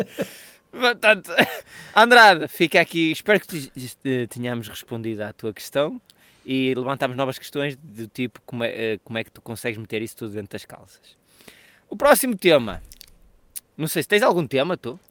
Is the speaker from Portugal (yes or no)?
yes; Portugal; nós somos portugueses